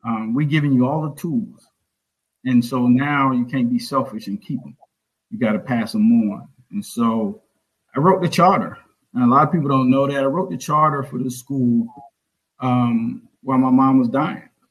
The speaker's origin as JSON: {"language": "English", "town": "Orangeburg", "region": "South Carolina", "country": "United States", "tie": "born or raised there"}